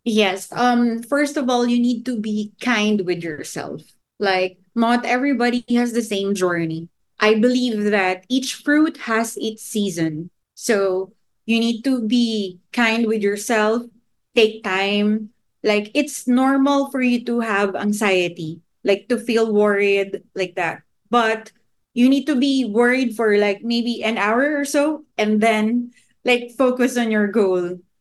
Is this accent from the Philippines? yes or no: yes; Philippines; my home country